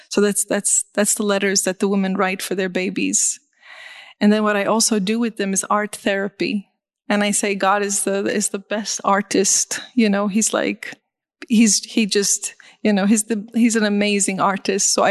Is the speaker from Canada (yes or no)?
no; Beit Jala, West Bank, Palestine; born there; That's too loud. Um, and I was born in Beit Jala.